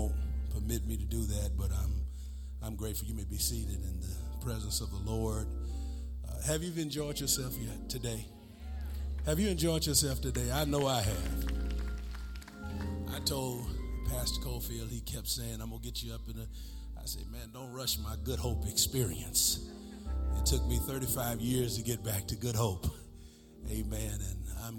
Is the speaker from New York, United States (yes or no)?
yes; New York, United States; moved away; I grew up in the Jacob Riis housing projects.